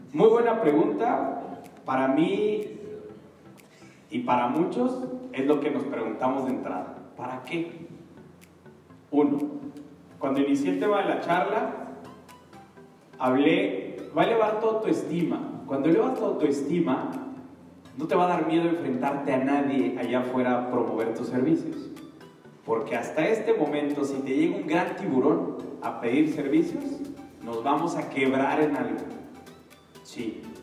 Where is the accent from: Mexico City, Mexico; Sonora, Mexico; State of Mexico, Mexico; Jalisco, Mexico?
State of Mexico, Mexico; Atlacomulco; yo soy de Atacomulco. tú estás en una ciudad y yo estoy en un pueblito